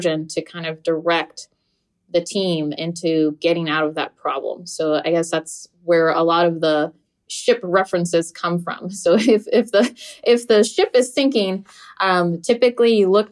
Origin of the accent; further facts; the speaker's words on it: Florida, United States; English is a second language; also born or lived in New Jersey; in the fourth grade, we just moved from New Jersey to Florida